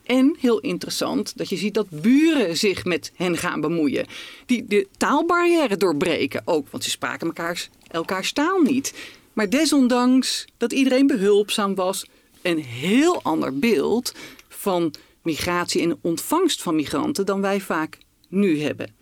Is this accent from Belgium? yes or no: no; Netherlands; als Nederlanders